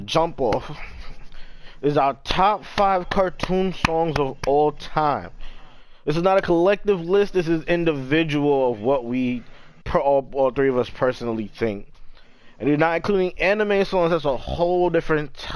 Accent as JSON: {"language": "English", "region": "New York", "country": "United States", "said": "I'm from New York"}